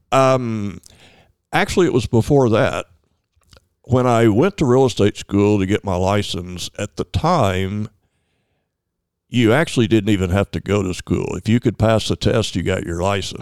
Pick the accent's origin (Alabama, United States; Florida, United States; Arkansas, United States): Arkansas, United States; North Little Rock; also born or lived in Searcy; I grew up in North Little Rock and went to Searcy to college and came back to North Little Rock.